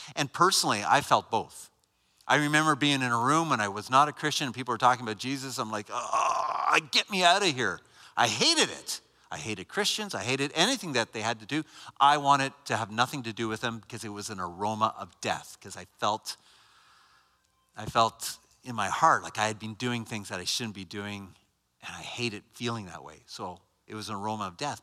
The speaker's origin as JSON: {"language": "English", "country": "Canada", "said": "I'm not American. Canadian."}